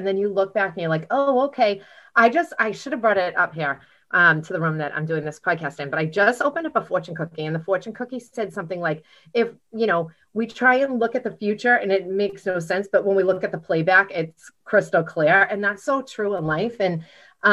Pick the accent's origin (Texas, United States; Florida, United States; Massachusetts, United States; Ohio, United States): Massachusetts, United States; Stoneham; I grew up in Stoneham.